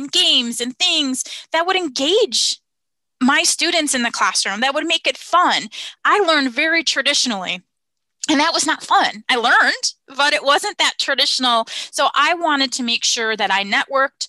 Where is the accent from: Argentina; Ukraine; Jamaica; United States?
United States; the Midwest outside of Chicago, Illinois; moved away as an adult; also born or lived in Tampa, Florida / Wisconsin; I grew up in the Midwest outside of Chicago